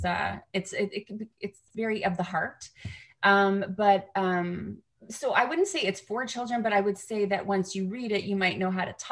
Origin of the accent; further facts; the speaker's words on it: Canada; now in United States; I'm a Canadian in America who can vote now